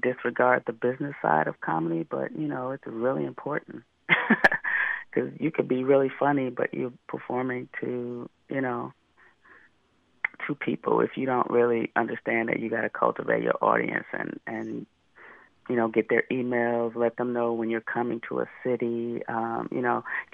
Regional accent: Detroit, Michigan, United States; also born or lived in Oakland, California; now in Los Angeles, United States; I grew up in Detroit, but I lived in Oakland for 14 years, and now I'm in L.A.

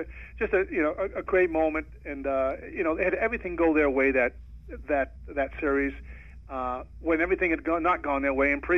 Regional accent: Maine, United States; moved away; New England. I grew up in Maine, yes.

